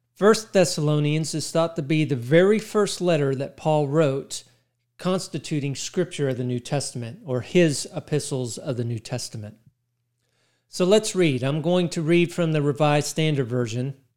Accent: Texas, United States; In my mind, I'm Texan

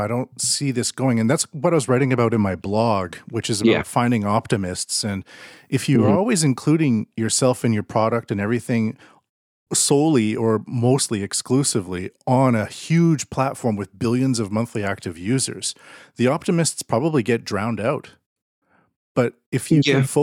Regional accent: Canada; I'm Canadian

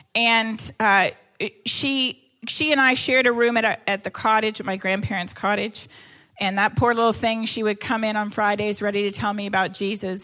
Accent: Canada; I'm Canadian uh, and I yeah I grew up in Canada

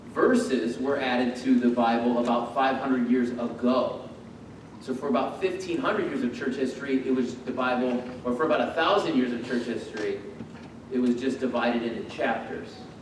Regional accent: United States; born and bred here, like me

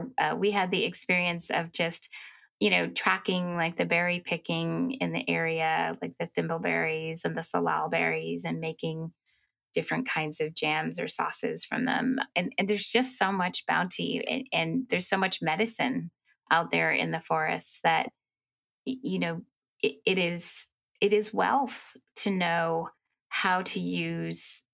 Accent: Wisconsin, United States; moved away as an adult; I grew up in Wisconsin.

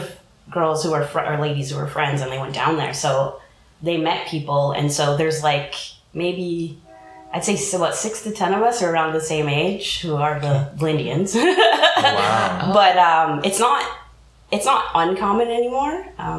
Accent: North Vancouver, British Columbia, Canada; I was born and raised in North Vancouver. I was born at a Lionsgate Hospital. And my mother is Squamish, from the Squamish Nation. And my father is from Gary, Indiana.

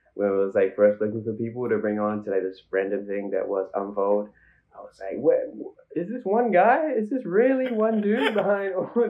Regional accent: Auckland, New Zealand; born and raised in Central Auckland. I would call myself, a mixed medium artist, probably. I think that's a good way to mixed race, mixed medium.

